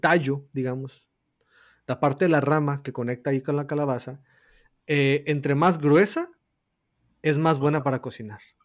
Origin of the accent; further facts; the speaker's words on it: northern Mexico, Mexico; somos del norte de México